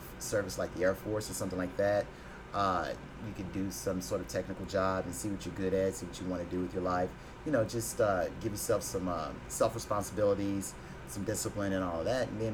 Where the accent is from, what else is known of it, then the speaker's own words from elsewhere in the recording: Fort Worth, Texas, United States; moved away as an adult; now in Houston, United States; I'm born and raised from Fort Worth, Texas.